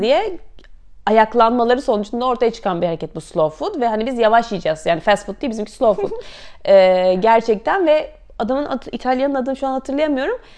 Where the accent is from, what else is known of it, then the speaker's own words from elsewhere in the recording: Istanbul, Turkey; moved away as an adult; also born or lived in Canterbury, United Kingdom / Paris, France; 83 İstanbul doğumluyum.